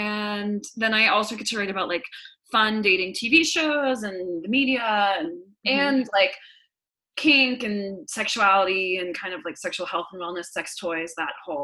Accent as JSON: {"language": "English", "town": "Boston", "region": "Massachusetts", "country": "United States", "tie": "born or raised there", "also_born_or_lived": "Los Angeles, United States", "moved": "as an adult", "lives_now": "Philadelphia, United States", "said": "I grew up in Boston, Massachusetts"}